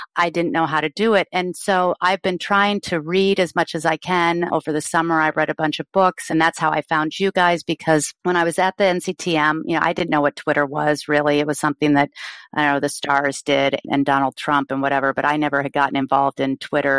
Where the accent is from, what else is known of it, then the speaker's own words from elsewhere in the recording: Colorado, United States; moved away as an adult; now in San Diego, United States; I grew up in Colorado and moved here in my thirties